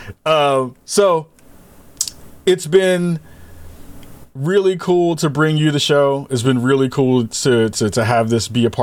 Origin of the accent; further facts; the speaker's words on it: New York, United States; moved away; back home in my hometown of New York